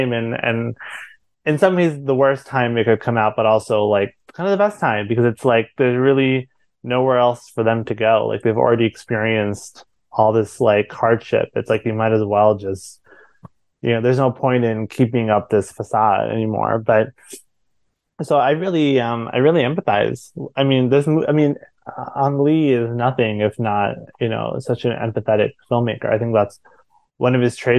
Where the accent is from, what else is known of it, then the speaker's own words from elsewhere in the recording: India; I'm not Taiwanese, I'm Indian